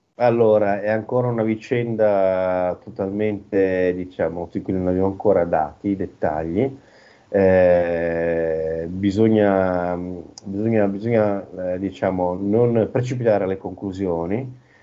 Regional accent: Milan, Lombardy, Italy; now in Odessa, Ukraine; io soprattutto come milanese

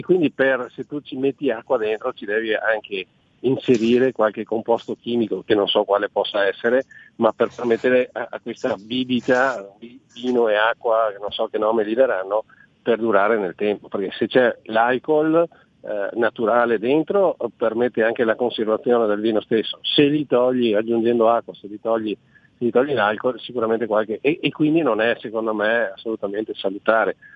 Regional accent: Veneto, Italy; In Veneto, noi siamo veneti

